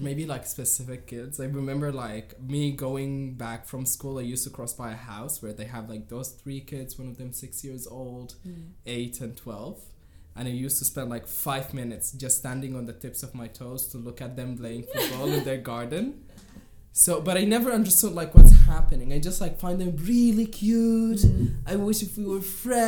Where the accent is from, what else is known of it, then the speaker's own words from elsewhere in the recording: Khartoum, Sudan; I was born and raised here in Khartoum